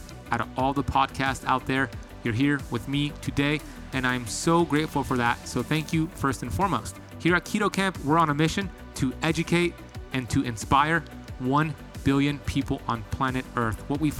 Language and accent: English; Miami, Florida, United States; It's funny because a lot of people who live in Miami were not really born here. It's a very transient city. So when I tell somebody I was born and raised, they're like, wait, really?